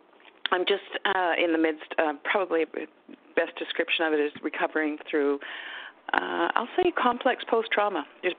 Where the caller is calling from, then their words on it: Vancouver, British Columbia, Canada; I'm calling from Vancouver area in British Columbia in Canada.